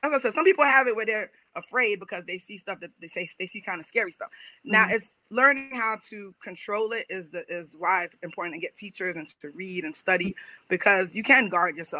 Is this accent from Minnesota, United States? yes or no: no; New York, United States; moved away; I'm from New York